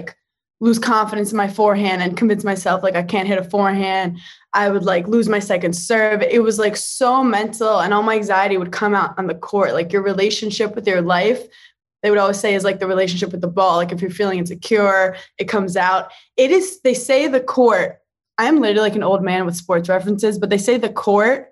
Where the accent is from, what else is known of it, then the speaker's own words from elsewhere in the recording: New York City, New York, United States; I feel like I was raised in Park Slope, Brooklyn